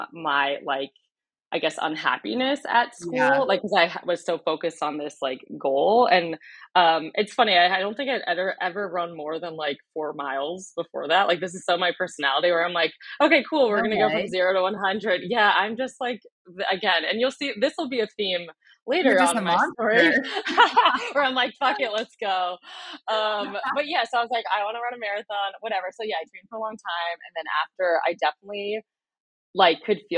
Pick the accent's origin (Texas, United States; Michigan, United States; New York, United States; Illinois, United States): New York, United States; Westchester; moved away as an adult; also born or lived in Washington, D.C. / Charlottesville, Virginia; now in Kansas City, United States; I'm from New York. I grew up outside of New York City in the suburbs in Westchester, about an hour north of New York City. Went to high school there.